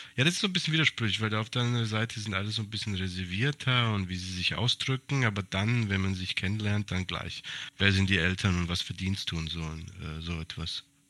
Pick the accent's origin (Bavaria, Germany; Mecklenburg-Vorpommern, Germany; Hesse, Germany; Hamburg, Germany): Hesse, Germany; moved away as an adult; also born or lived in Serbia (ethnic Serb); now in Greece; Ich habe 29 Jahre lang in Hessen gelebt